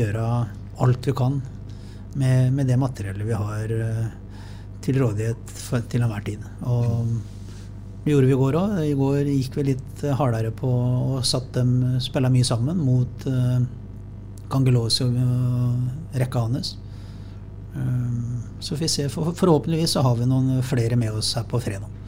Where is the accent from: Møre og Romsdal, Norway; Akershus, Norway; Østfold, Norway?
Østfold, Norway; Sarpsborg; jeg som sarping